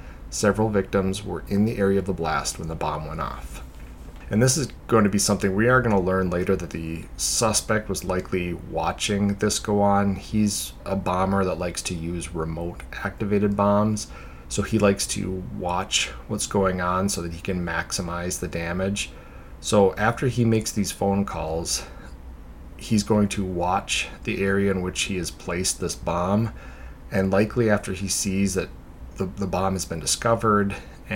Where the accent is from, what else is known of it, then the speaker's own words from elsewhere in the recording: Minneapolis, Minnesota, United States; my hometown area of Minneapolis, Minnesota